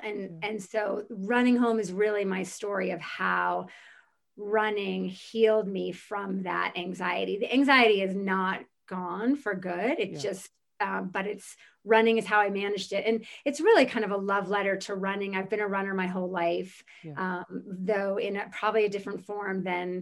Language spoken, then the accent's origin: English; New Jersey, United States; moved away as an adult; also born or lived in Virginia / New York City, New York; my sister and I grew up in New Jersey. We lived in New Jersey with our mother